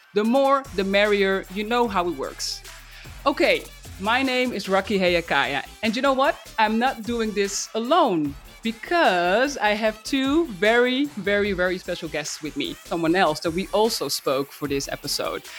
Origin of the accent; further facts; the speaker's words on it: Netherlands; my home country, the Netherlands